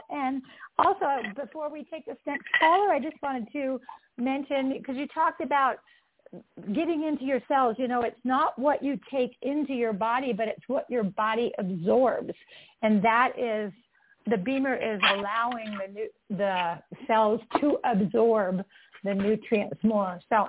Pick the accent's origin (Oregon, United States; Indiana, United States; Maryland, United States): Maryland, United States; Bethesda; I grew up in Bethesda, Maryland